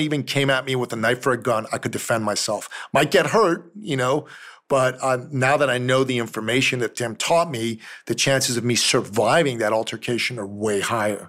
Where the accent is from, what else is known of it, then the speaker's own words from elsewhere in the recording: Iran; moved away; I'm from Iran originally